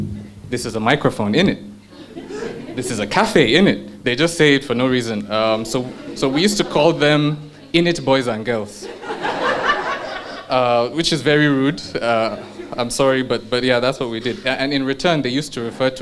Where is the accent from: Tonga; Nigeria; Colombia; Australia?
Nigeria; also born or lived in United Kingdom; I'm a Nigerian